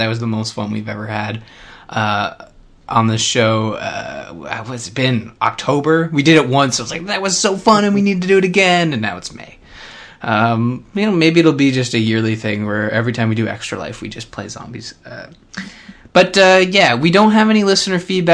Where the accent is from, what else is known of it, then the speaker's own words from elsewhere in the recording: Canada; Being a Canadian